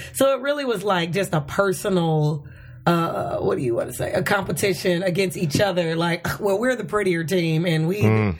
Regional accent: Chicago, Illinois, United States; now in Los Angeles, United States; I went to high school in Chicago. I'm from Chicago.

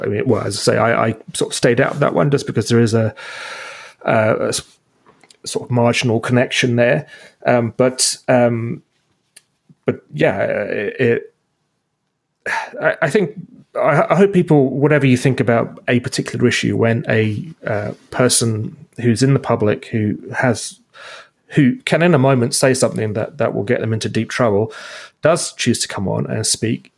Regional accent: Burlington, Ontario, Canada; we're from Burlington

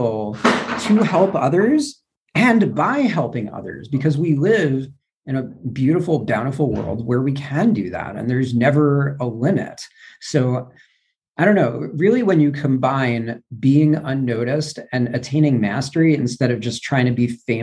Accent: New York, United States; moved away; also born or lived in Louisville, Kentucky; I'm from New York originally

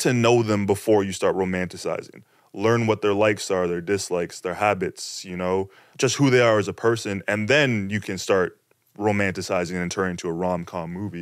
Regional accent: Toronto, Ontario, Canada; in my hometown Toronto, Scarborough, this place called the Bluffs

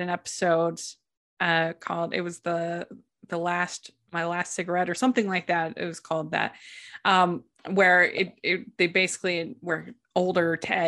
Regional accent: Maryland, United States; growing up in Maryland

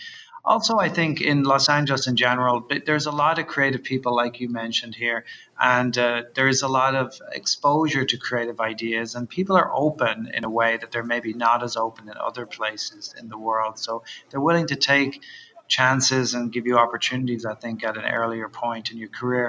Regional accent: Dublin, Leinster, Ireland; I'm from Dublin originally, and I grew up in Dublin, which is a very tight, small urban environment and relatively old.

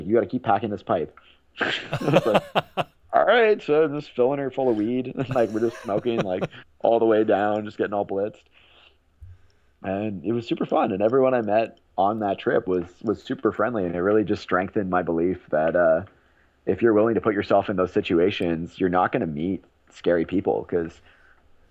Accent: Vancouver, British Columbia, Canada; I'm from Vancouver

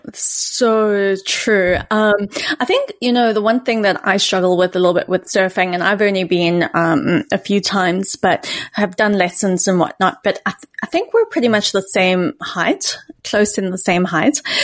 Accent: South Africa; moved away; growing up in South Africa

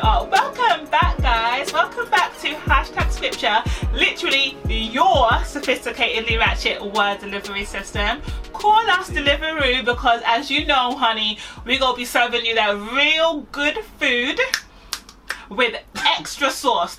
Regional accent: Nigeria; also born or lived in Manchester; I'm Nigerian.

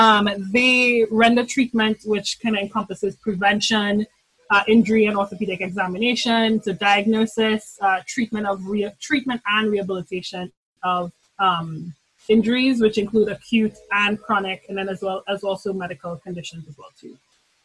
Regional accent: Trinidad & Tobago; now in St. Louis, United States; So and I'm originally from Trinidad and Tobago, hence the glorious accent that will come out of my mouth too often. And I live and I reside in St. Louis.

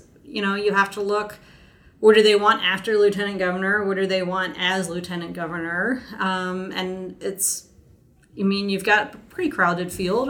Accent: Fairfax County, Virginia, United States; I'm also a product of Virginia schools, Fairfax County

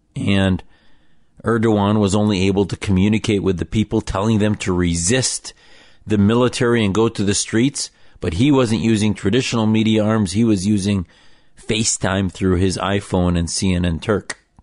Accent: United States

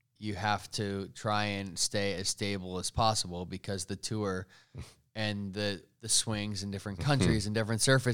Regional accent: United States; as an American

